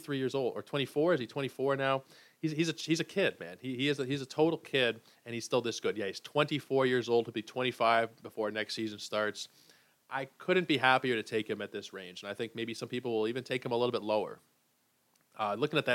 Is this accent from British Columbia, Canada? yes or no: no; Toronto, Ontario, Canada; born and raised in Toronto